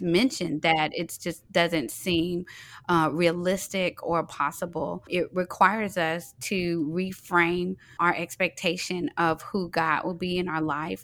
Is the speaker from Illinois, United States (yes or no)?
no; Fort Worth, Texas, United States; now in Atlanta, United States; I'm originally from Fort Worth, Texas.